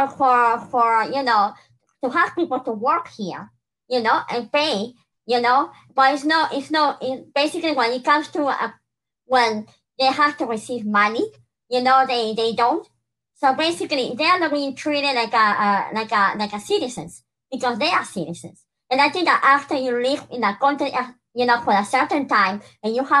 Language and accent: English; Peru; now in United States; I'm from Peru